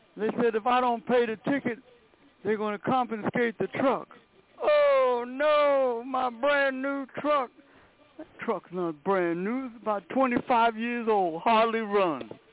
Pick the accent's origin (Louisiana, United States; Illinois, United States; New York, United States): New York, United States; New York City; I grew up in Brooklyn